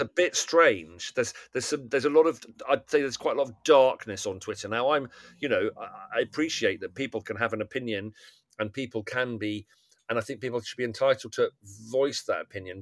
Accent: England, United Kingdom; it's complicated being being English or being British

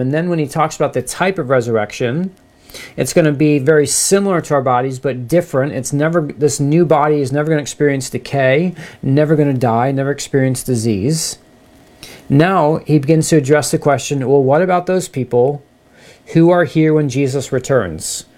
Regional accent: United States; I love being an American.

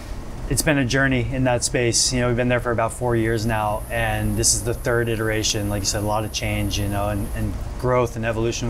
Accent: New Orleans, Louisiana, United States; now in Costa Rica; I'm born and raised in New Orleans, but I've lived in 4 countries to date

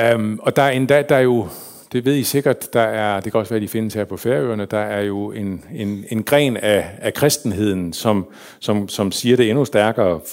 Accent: Hirtshals, North Denmark Region, Denmark; also born or lived in Faroe Islands / Copenhagen; var jeg vokset op i Hirtshals. De flyttede til København, og så senere til Hirtshals, så voksede jeg op

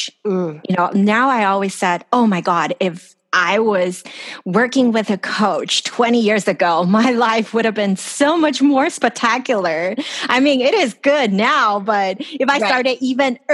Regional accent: Los Angeles, California, United States; moved away as an adult; now in Taiwan; I grew up in California. I grew up in Los Angeles, and my parents are there.

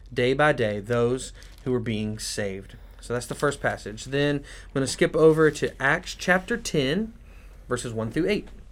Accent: United States; us as American Christians

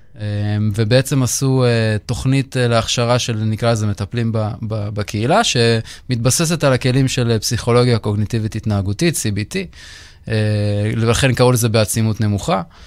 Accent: Israel; גדלתי בטניס בישראל

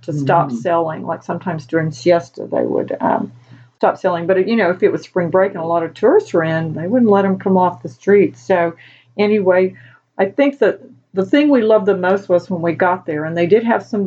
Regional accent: United States; We're from the States

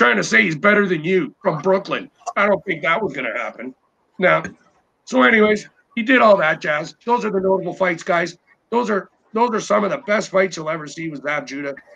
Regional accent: Newfoundland and Labrador, Canada; I'm freaking Scottish, right? So I'm a newfie.

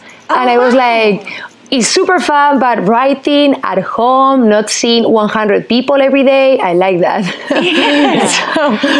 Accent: Madrid, Community of Madrid, Spain; moved away as an adult; now in Los Angeles, United States; I'm from Spain. I'm from Madrid.

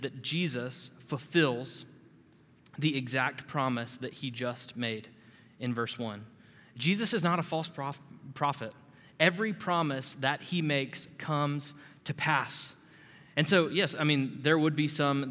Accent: Panama City, Florida, United States; I'm from Panama City, Florida

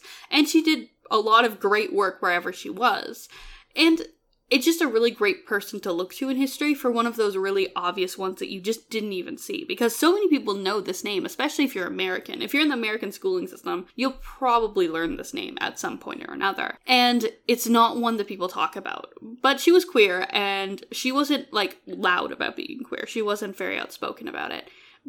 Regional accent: Canada; I'm Canadian.

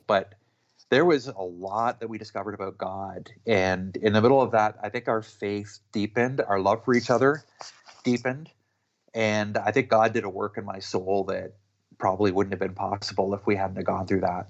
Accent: Canada; I'm Canadian

